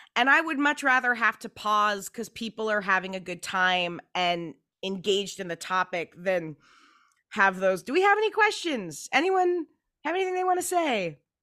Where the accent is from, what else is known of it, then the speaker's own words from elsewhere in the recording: Pacific Northwest, United States; I grew up in the Pacific Northwest